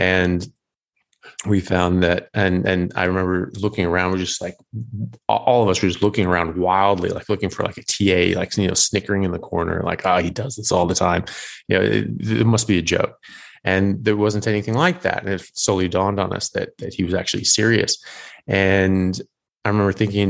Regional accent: United States; moved away as an adult; also born or lived in Europe; now in Australia; I'm an American medical doctor, but I'm currently in Australia and previously lived in Europe as well

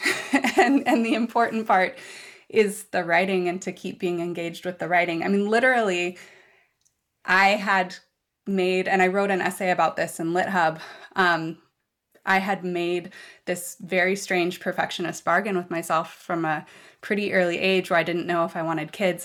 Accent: Seattle, Washington, United States; I was born and raised in West Seattle

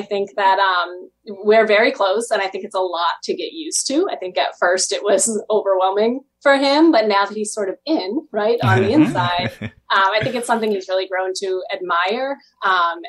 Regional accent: Burnham, Maine, United States; I was committed to Central Maine, right? So I'm from Burnham. I had no intention of going away.

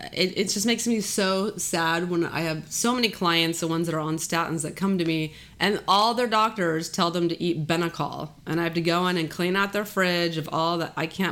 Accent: Texas, United States; I'm from Texas

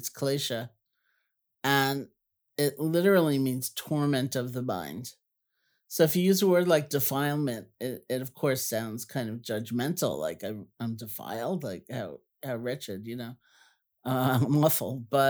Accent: New York City, New York, United States; oh, I grew up in Washington Heights. Like, ooh, you know, you're right around the corner.

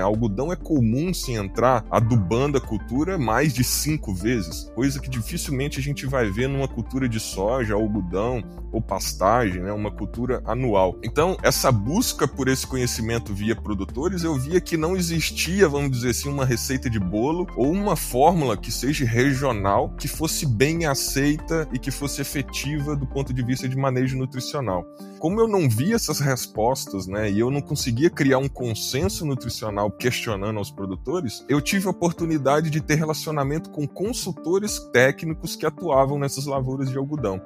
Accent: Minas Gerais, Brazil; moved away as an adult; now in Mato Grosso, Brazil; eu, como um bom mineiro que sou, formado em Minas Gerais

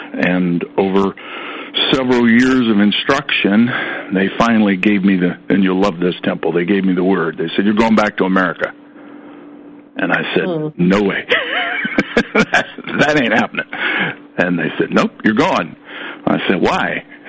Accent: Columbus, Ohio, United States; moved away as an adult; also born or lived in California / Europe; I was raised in Columbus, Ohio, so I was inundated by the Ohio State Buckeyes.

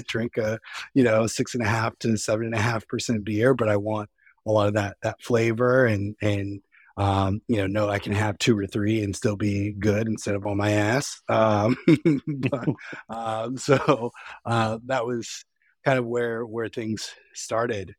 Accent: East Coast, United States; now in West Coast, United States; although I'm on the West Coast, I mean, I, I'm from the East Coast

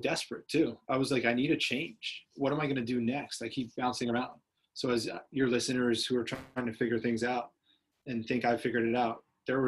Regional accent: Washington, District of Columbia, United States; moved away as an adult; also born or lived in Cleveland; I wanted to leave my hometown in DC.

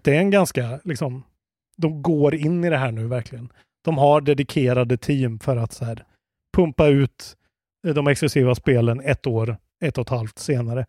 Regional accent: Sweden; man blir ju stolt som svensk

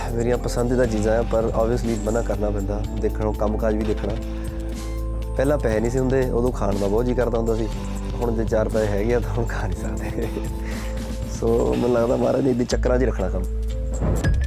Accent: Dosanjh Kalan, Punjab, India; ਸਾਡਾ ਪਿੰਡ ਦੁਸਾਂਝ ਕਲਾਂ

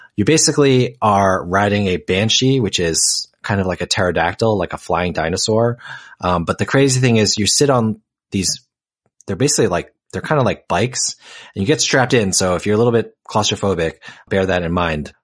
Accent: New Jersey, United States; I grew up in New Jersey

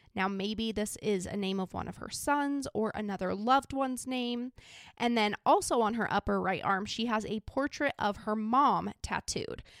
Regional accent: Idaho, United States; I'm from a small little country town in Idaho

